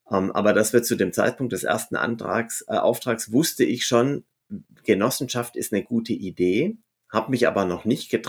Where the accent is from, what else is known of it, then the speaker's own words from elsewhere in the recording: Stuttgart, Baden-Württemberg, Germany; born there; accent: Swabian; An Silvester, sorry, dass ich jetzt schwäbisch werde als gebürtiger Stuttgarter, da kriegst du kein Taxi um die Zeit und zwar in keine Richtung.